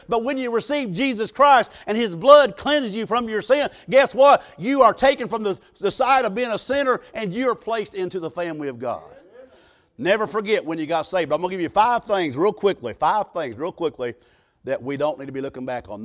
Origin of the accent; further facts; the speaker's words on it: Southern Illinois, United States; I was raised in Southern Illinois in Pigeon Roost Holler.